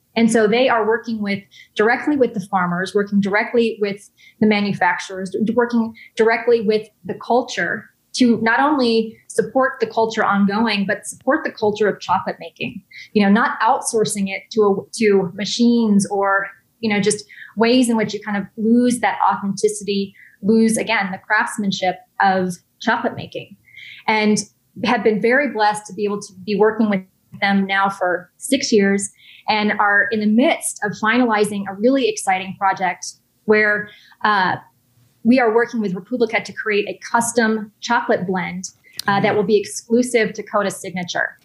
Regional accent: Texas, United States; moved away as an adult; also born or lived in Los Angeles / New York; I'm from Texas originally

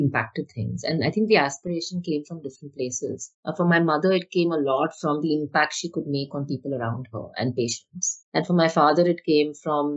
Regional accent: Mumbai, Maharashtra, India; I grew up obviously in Bombay as a middle class to upper middle class kid

